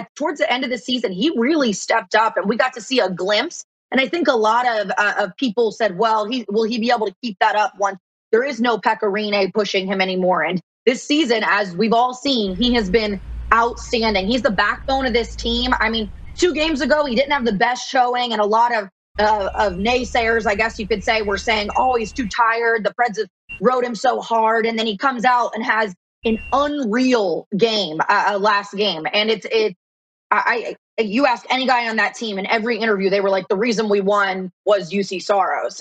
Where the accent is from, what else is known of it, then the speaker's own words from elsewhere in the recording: Columbus, Ohio, United States; also born or lived in Manhattan, New York / North Carolina; now in Nashville, United States; I was born and raised in Columbus, Ohio, and actually lived in Manhattan for a little bit